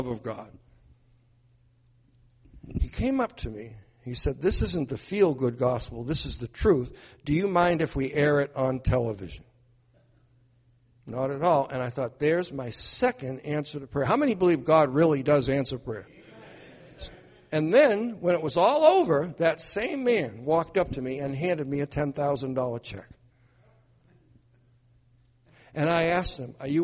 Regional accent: New Hampshire, United States; where I'm from in New Hampshire

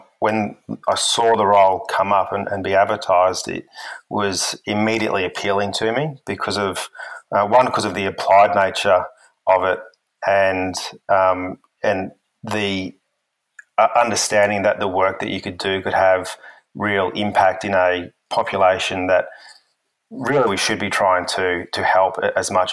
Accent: Brisbane, Queensland, Australia; moved away as an adult; also born or lived in United States / Western Australia; I'm originally from Brisbane in Queensland, Australia

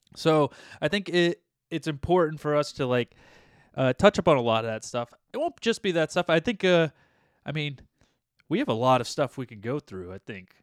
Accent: United States; we're from United States of America

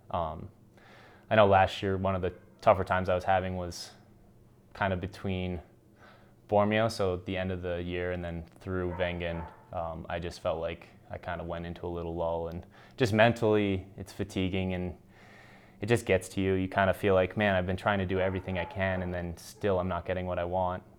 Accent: United States; as American ski racer

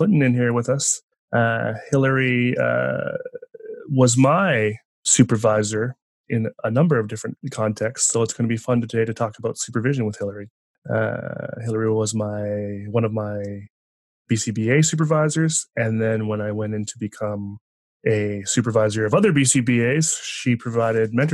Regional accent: East Coast, Canada; now in British Columbia, Canada; grew up on the East Coast

